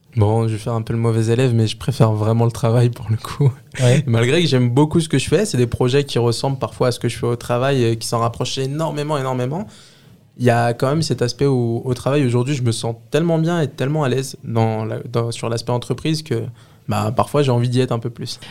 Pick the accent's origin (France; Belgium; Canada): France; Les Lilas, Île-de-France; je viens du 93, la ville des Lilas. J'ai vécu là-bas toute ma vie. J'ai grandi là-bas